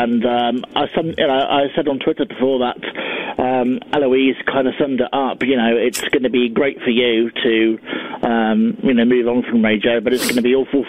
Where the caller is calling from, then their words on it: Guernsey; I'm calling in from Guernsey.